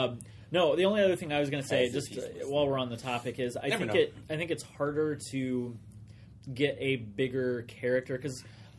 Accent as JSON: {"language": "English", "region": "Missouri", "country": "United States", "tie": "born or raised there", "moved": "yes", "lives_now": "California, United States"}